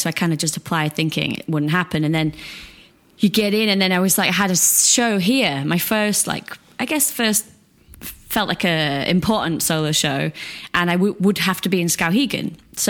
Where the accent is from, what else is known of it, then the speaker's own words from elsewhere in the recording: England, United Kingdom; because, yeah, I was from England, so it was far away. It was different time zone.